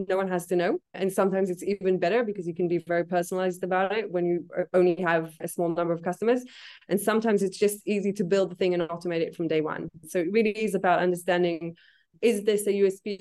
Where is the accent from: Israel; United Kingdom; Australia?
Israel; moved away; I'm originally from Israel